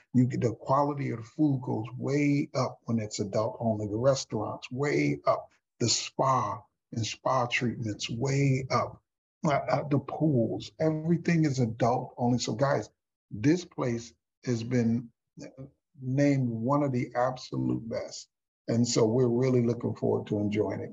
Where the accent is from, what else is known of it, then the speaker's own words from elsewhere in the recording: Houston, Texas, United States; my hometown in Houston, Texas